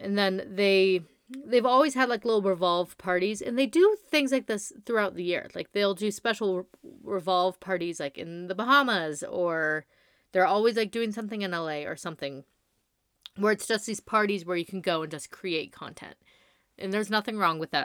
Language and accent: English; La Quinta, California, United States; I grew up in the Coachella Valley